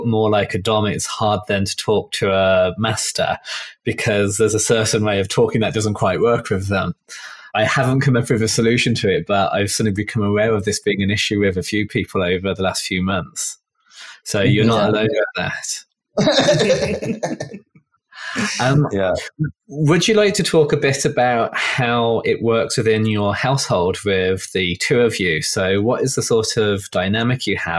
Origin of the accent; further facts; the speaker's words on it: England, United Kingdom; I'm coming from England